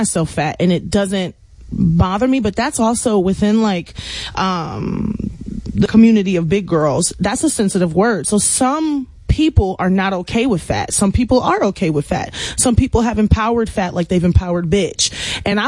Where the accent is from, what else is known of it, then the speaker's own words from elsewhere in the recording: Houston, Texas, United States; I'm from the Southwest A-Leaf, Texas, where it's like, hey, Southwest, where everybody kind of went to the same schools growing up